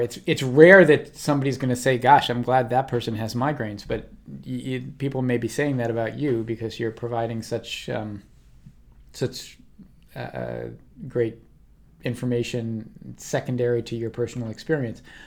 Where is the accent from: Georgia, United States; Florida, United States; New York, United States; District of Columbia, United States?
District of Columbia, United States; Washington; now in California, United States; outside of my hometown, uh, in D C, uh, on the East Coast